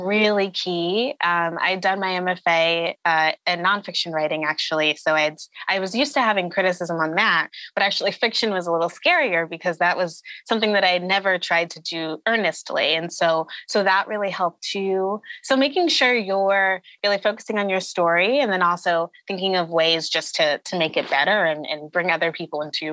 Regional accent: Connecticut, United States; I grew up in Connecticut, in a suburb, mostly around white people for most of my young life

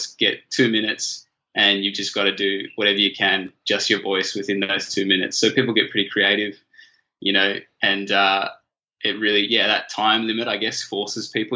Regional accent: Canberra, Australian Capital Territory, Australia; I was a little white privileged kid growing up in Canberra

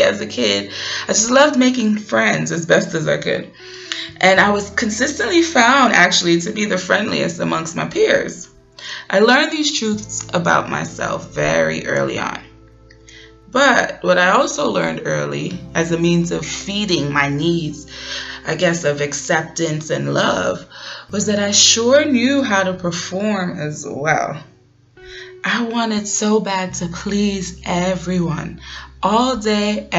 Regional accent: New York City, New York, United States; I grew up in Brooklyn, New York, the daughter of two Panamanian nationals, first generation American born and bred

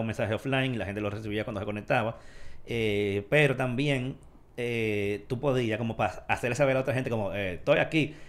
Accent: Dominican Republic; como dominicanos

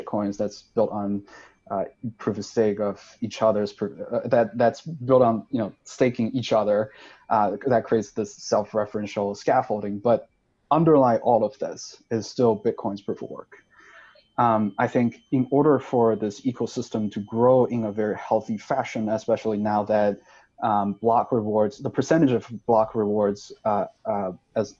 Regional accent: Sichuan, China; moved away as an adult; also born or lived in Stanford, United States / New York, United States; now in United States; I'm from Sichuan. I was born and raised there. I spent the first 19 years of my life in Sichuan.

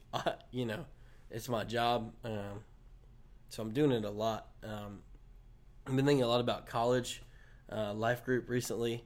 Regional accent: Wilson, United States; this is my hometown, so, you know, a, all the baggage that comes with growing up in Wilson

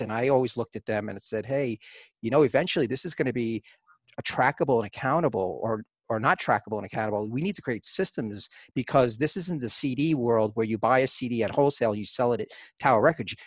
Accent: New York City, New York, United States; growing up in the Bronx uh, in the early 70s

